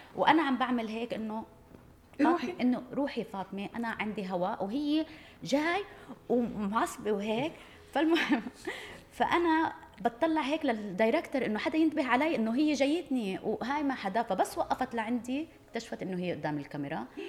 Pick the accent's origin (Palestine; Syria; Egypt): Palestine; انا فلسطينيه